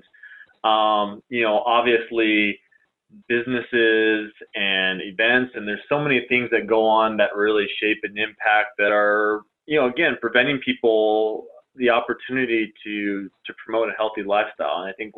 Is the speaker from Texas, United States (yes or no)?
no; California, United States; I came from Southern California where, you know, there was a community that was neighboring one of the towns that I lived